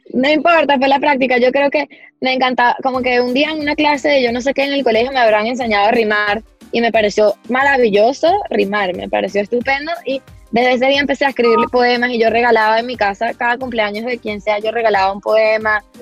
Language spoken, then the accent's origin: Spanish; Venezuela; Mi familia es venezolana desde hace generaciones, muchas generaciones